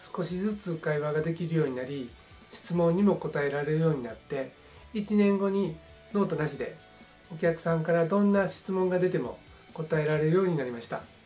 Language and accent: Japanese; southern Osaka, Japan; 私は大阪の南部で生まれ育ちました